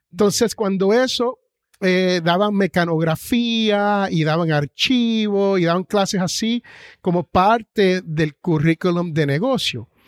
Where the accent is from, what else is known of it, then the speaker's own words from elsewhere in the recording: Jersey City, New Jersey, United States; Bueno, yo soy nacido en Jersey City, New Jersey.